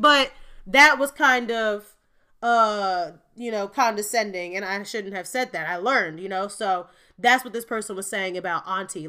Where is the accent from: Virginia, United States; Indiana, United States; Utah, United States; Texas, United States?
Indiana, United States; Gary; I am from Gary, Indiana, just a hop, skip, and a jump away from Chicago in the Midwest.